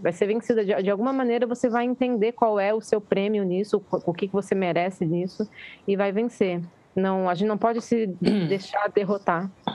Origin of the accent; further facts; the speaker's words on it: Florianópolis, Santa Catarina, Brazil; Eu sou de Floripa